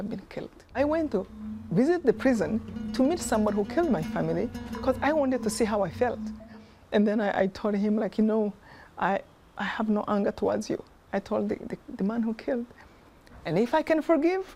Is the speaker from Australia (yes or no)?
no; Rwanda; I was born in Rwanda